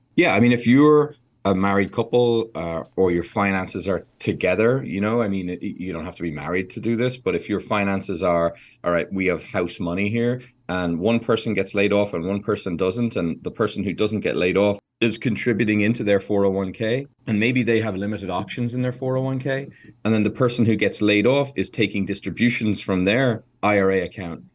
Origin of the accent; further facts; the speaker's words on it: Ireland; an Irish person who loves horses